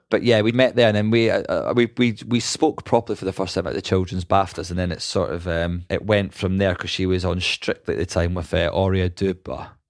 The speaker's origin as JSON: {"language": "English", "region": "Scotland", "country": "United Kingdom", "said": "I'm Scottish"}